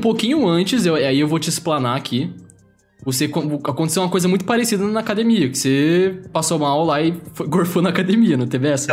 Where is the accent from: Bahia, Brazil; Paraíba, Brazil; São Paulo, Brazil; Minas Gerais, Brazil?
São Paulo, Brazil; Aguaí; moved away; eu moro em outra cidade, mas sou da mesma cidade que o Luiz